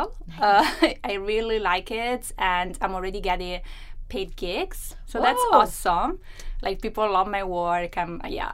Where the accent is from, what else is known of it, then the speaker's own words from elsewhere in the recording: Rome, Lazio, Italy; moved away as an adult; now in Vancouver, Canada; So I'm from Italy. I was born and raised in Rome, and I moved to Canada in 2013 in September.